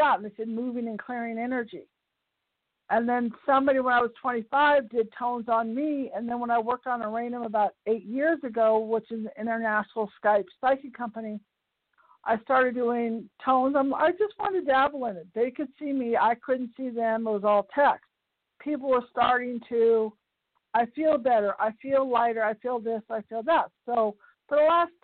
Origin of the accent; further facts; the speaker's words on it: Piedmont, California, United States; I grew up in Piedmont, California